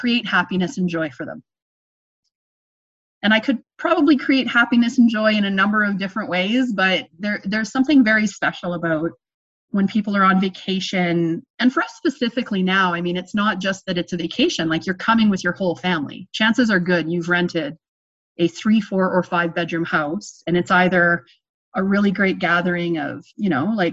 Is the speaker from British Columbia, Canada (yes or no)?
no; Ontario, Canada; moved away as an adult; now in Canadian Rockies, Canada; I grew up in Ontario